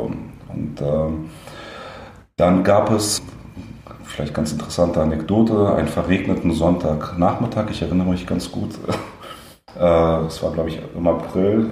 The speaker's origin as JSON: {"language": "German", "region": "Berlin", "country": "Germany", "tie": "born or raised there", "also_born_or_lived": "Leningrad, Russia", "said": "bin in Westberlin ähm, aufgewachsen"}